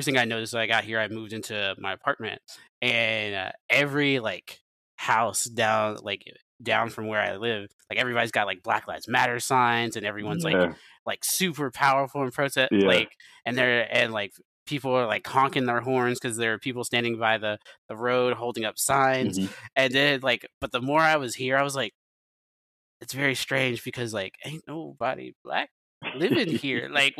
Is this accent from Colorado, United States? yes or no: no; Memphis, Tennessee, United States; also born or lived in Knoxville; growing up in Memphis